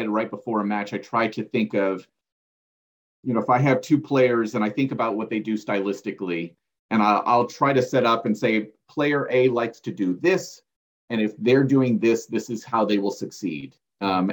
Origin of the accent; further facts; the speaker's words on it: United States; as American broadcasters